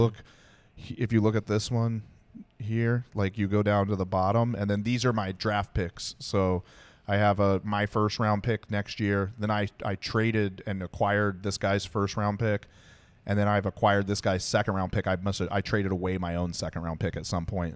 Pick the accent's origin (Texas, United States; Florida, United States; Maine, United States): Texas, United States; I was born in Texas